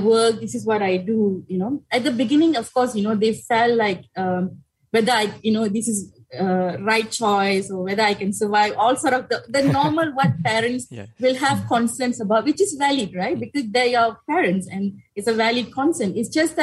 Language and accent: English; Malaysia; so my hometown is Podisen, so kind of very far away from the politics that happening in Kuala Lumpur